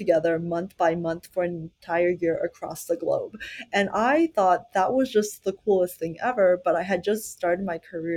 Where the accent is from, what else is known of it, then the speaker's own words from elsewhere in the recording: Plano, Texas, United States; Growing up in the Dallas, Plano, Texas area